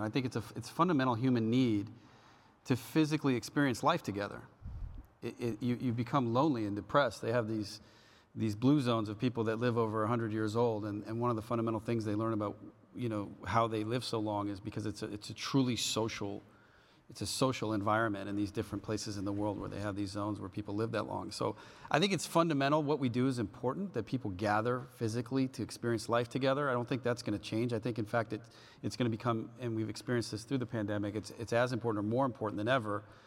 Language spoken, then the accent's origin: English; California, United States; I grew up in California